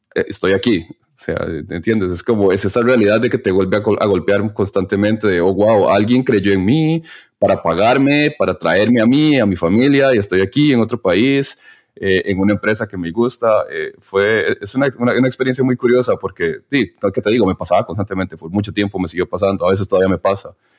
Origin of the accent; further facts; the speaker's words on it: Costa Rica; moved away as an adult; now in Berlin, Germany; somos de Costa Rica, mi esposa es de Costa Rica